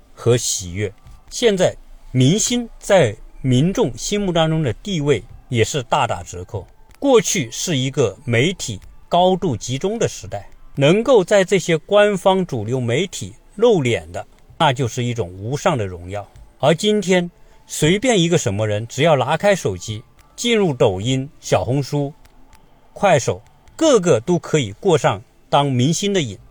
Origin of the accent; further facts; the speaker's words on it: China; moved away as an adult; now in United States; 我们从小生活在一个小城市，直到今天，我回来看看的时候，我仍然觉得我们就是一个小城市